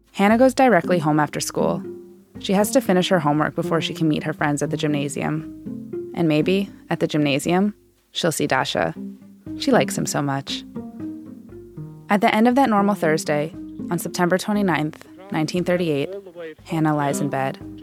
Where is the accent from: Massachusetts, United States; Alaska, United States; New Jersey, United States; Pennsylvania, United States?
Massachusetts, United States; my home state in Massachusetts